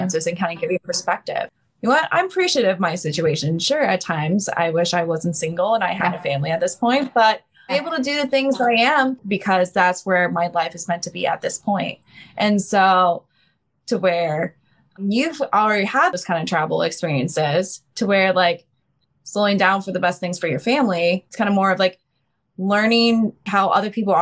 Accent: Ohio, United States; I'm from Midwest in Ohio in the US

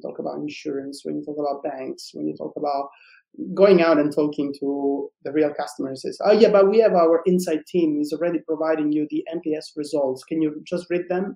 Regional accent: Sicily, Italy; I'm from Sicily

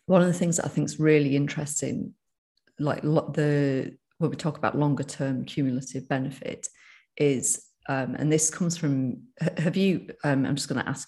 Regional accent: United Kingdom; accent: northern; my northern accent

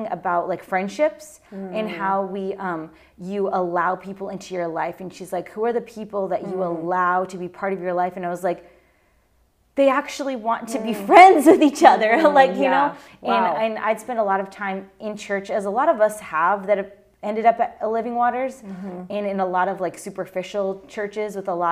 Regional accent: Eugene, Oregon, United States; now in Southern Oregon, United States; I was born in Eugene.

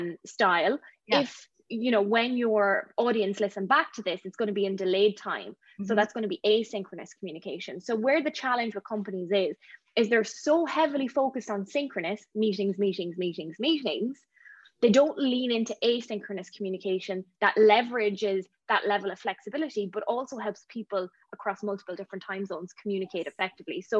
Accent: Ireland; moved away as an adult; now in Vancouver, Canada; I'm from Ireland

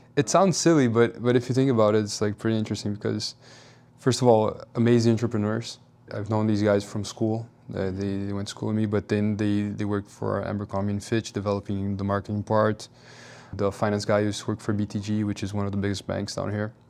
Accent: Rio de Janeiro, Brazil; moved away as an adult; also born or lived in Miami; I'm from Rio, so outdoor sports are, like, something that's kind of part of our culture

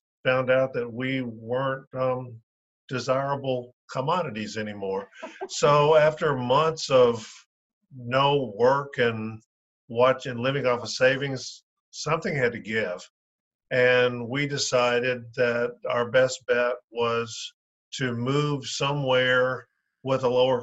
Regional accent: the South, United States; moved away as an adult; also born or lived in Las Vegas; We're from the South

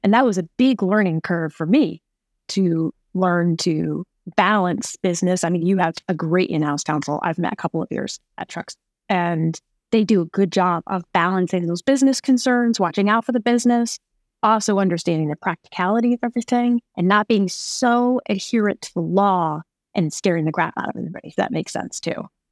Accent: New York, United States; moved away as an adult; also born or lived in Phoenix; I'm a New Yorker

